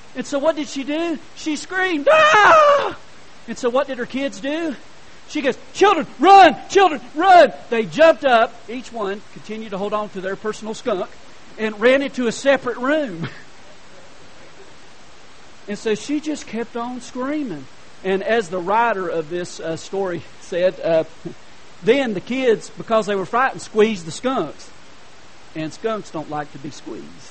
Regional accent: Hendersonville, North Carolina, United States; I was from Hendersonville, North Carolina.

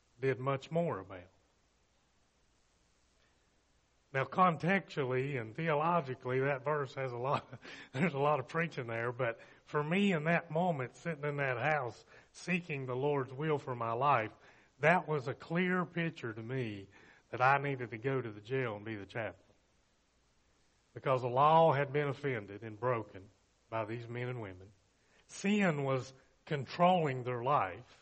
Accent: Bristol, Virginia, United States; I grew up in Bristol, graduated from Virginia High

